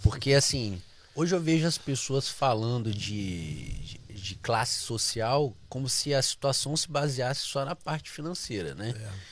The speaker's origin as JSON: {"language": "Portuguese", "town": "Volta Redonda", "region": "Rio de Janeiro", "country": "Brazil", "tie": "born or raised there", "also_born_or_lived": "Nova Iguaçu / Itaguaí", "moved": "yes", "said": "Nascido em Volta Redonda, cresci em Volta Redonda, tive uma infância maravilhosa"}